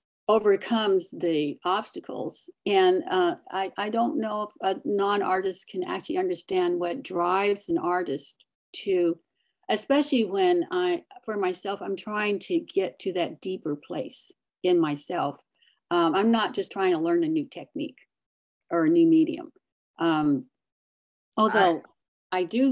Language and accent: English; Hawaii, United States; I grew up in Hawaii in a Japanese family